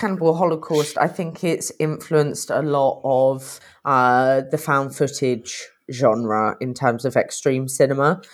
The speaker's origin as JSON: {"language": "English", "country": "United Kingdom", "said": "I'm British"}